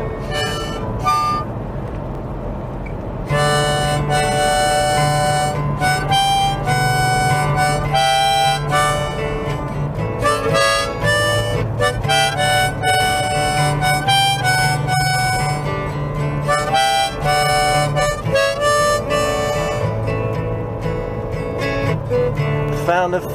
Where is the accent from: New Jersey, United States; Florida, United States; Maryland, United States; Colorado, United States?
Colorado, United States; Winter Park; moved away as an adult; also born or lived in Boulder, Colorado / Kentucky; I grew up in Winter Park, Colorado